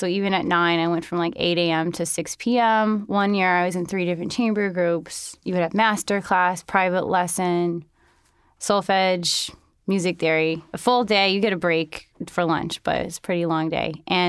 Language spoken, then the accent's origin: English; New York City, New York, United States; also born or lived in Holland, Michigan / Arizona / Colorado; I was born in Holland, Michigan, and I lived there until I was about 2.5 or 3, and then I moved around a bit. I moved to Arizona and then Colorado, and then I moved to New York City finally when I was 9.